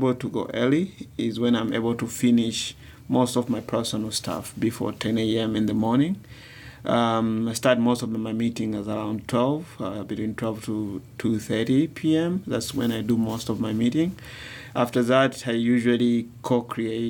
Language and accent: English; Dar es Salaam, Tanzania; I come from a very busy city of Dar es Salaam. I was born in town.